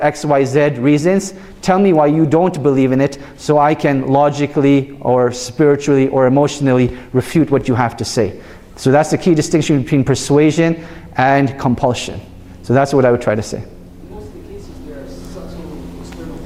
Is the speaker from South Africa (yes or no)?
no; Canada; I was born and raised in Canada